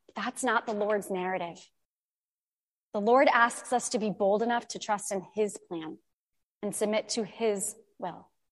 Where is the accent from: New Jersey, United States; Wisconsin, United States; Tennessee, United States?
New Jersey, United States; I was born and raised in New Jersey